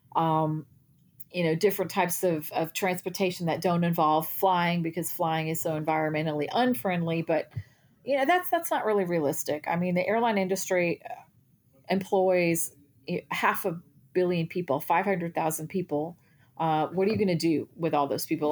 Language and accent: English; Texas, United States; I'm from Texas